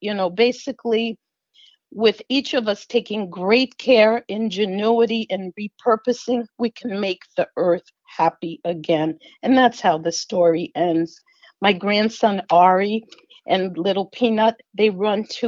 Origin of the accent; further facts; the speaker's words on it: New York City, New York, United States; moved away; also born or lived in California; When I was a kid, I grew up in Queens